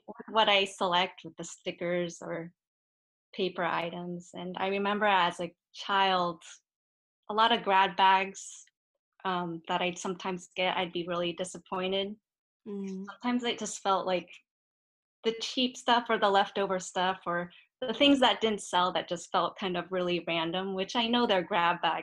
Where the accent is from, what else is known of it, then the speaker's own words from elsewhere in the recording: San Francisco, California, United States; I was actually born and raised in San Francisco.